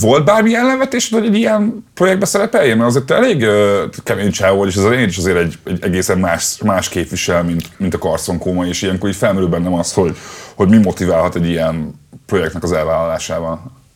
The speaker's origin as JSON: {"language": "Hungarian", "region": "Budapest", "country": "Hungary", "tie": "born or raised there", "said": "én a népliget tőle nem messze nőttem fel"}